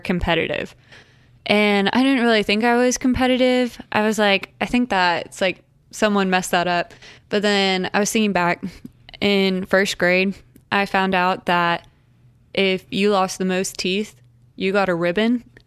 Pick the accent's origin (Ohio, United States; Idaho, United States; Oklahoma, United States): Oklahoma, United States; Tulsa; I'm from Tulsa, Oklahoma, and I'm 22, and I'll be 23 next week.